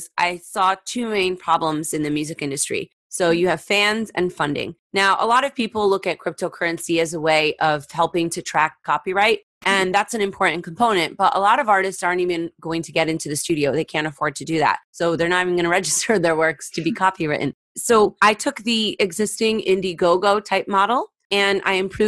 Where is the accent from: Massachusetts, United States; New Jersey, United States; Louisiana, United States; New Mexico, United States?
New Jersey, United States; also born or lived in Boston / New York; I grew up in Jersey and I went to college at Berklee College of Music in Boston